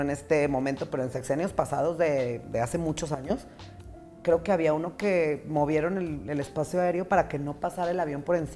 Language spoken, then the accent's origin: Spanish; Mexico; Oye, pero aparte somos mexicanos.